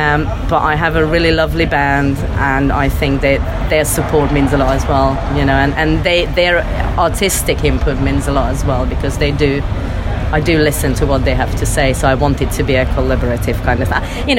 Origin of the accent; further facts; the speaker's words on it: Hungary; also born or lived in Russia; I'm half Russian, half Hungarian. Mm-hmm. I grew up between these two countries and I came from Hungary.